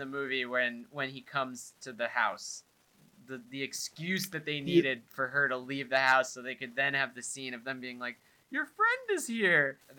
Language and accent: English; New York, United States; growing up in New York, I've been in many of those.